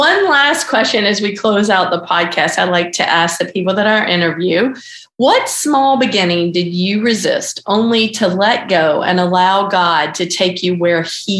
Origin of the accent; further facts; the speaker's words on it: the South, United States; Growing up in the South